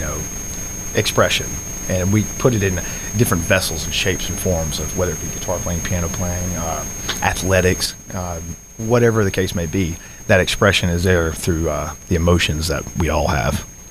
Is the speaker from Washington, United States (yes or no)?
no; Adel, Georgia, United States; I'm from South Georgia. I'm from a small town called Adel, just uh, just south or I'm sorry, north of uh, Valdosta